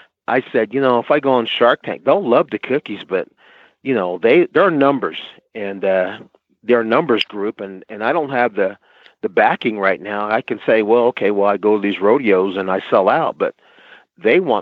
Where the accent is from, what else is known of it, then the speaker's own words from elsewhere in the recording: New Jersey, United States; I'm from New Jersey